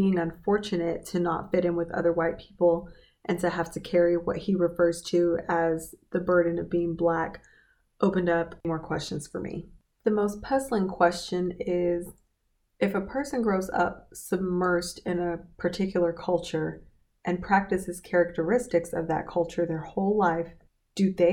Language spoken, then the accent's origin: English; Kingsport, Tennessee, United States; accent: Southern; first language English; I was born in Kingsport, Tennessee, a small town where the overwhelming majority of the population was and still is white